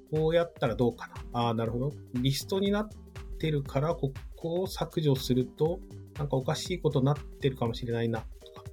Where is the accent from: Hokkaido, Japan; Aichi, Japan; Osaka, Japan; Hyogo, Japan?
Hokkaido, Japan; moved away; also born or lived in Miyagi; 地元が北海道